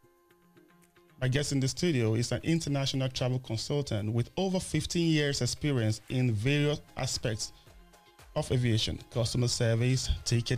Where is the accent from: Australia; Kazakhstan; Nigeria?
Nigeria; Nigeria, my home country